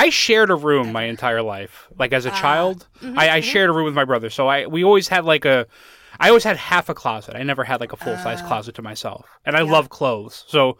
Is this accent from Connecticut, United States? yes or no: yes; Connecticut, United States; I'm on the East Coast. I'm in Pennsylvania now, but I grew up in Connecticut, and that's where that store was.